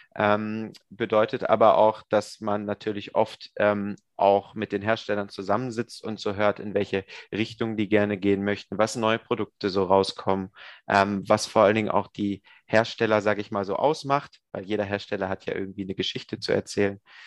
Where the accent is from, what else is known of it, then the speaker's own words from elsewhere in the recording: near Hanover, Lower Saxony, Germany; Ursprünglich bin ich aus Niedersachsen in der Nähe von Hannover